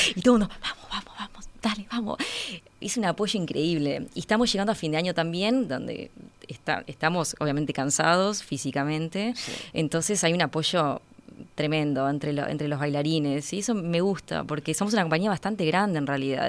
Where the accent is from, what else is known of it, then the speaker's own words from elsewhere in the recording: Uruguay; moved away; estoy de vuelta en mi país